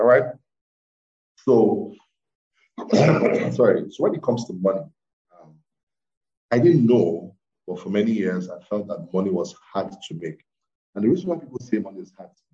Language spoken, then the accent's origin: English; Ibadan, Oyo, Nigeria; moved away as an adult; also born or lived in Lagos; I grew up in Ibadan